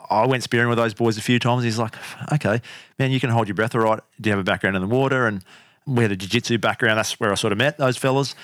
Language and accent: English; Canberra, Australian Capital Territory, Australia; moved away; also born or lived in Brisbane; I grew up in Canberra. Humble beginnings in cold little Canberra